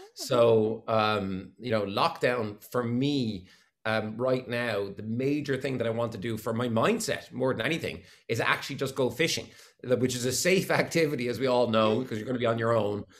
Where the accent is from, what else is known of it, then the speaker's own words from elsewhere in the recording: Waterford, Munster, Ireland; moved away; I'm from Williamstown and Waterford, and we had probably just what you call a, a, a, normal upbringing